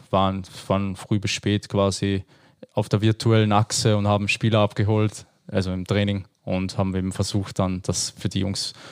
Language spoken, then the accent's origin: German; Austria; als so, Österreicher.